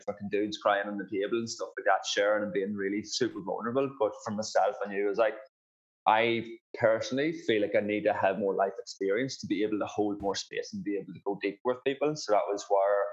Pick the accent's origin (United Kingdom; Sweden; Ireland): Ireland; County Monaghan; moved away as an adult; now in Perth, Australia; I grew up in rural Ireland, so a place called County Monaghan. And I basically grew up on a farm back home there. And I moved to Australia in 2011.